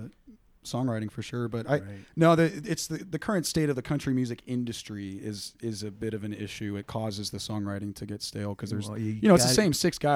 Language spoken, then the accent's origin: English; Houston, Texas, United States; moved away; It was Texas. That's okay. I grew up in Houston